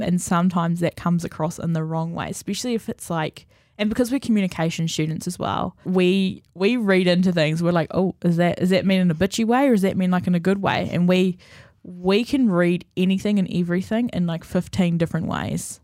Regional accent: Napier, Hawke's Bay, New Zealand; moved away; I'm from Napier

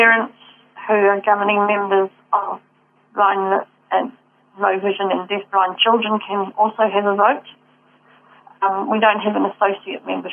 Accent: Manurewa, Auckland, New Zealand; moved away as an adult; also born or lived in Hamilton, New Zealand / Wellington, New Zealand; I was born and lived in Mangarewa near the Homai College school

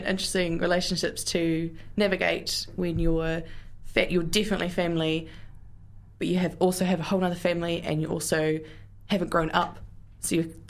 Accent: Invercargill, Southland, New Zealand; now in Dunedin, New Zealand; I was born and I grew up in Invercargill, and my adoptive and my birth families were there

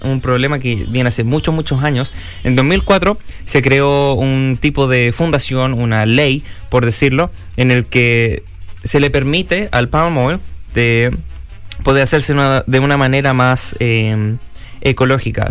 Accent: Chile

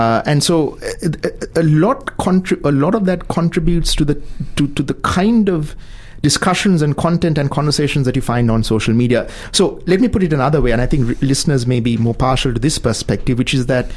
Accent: Sri Lanka; moved away as an adult; now in New Zealand; my home country in Sri Lanka

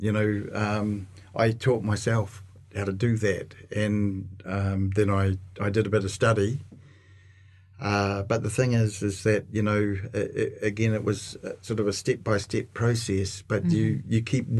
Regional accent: Auckland, New Zealand; North of Auckland.

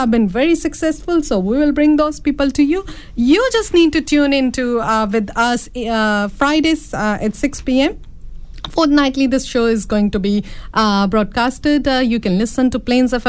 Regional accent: India; moved away; being an Indian woman

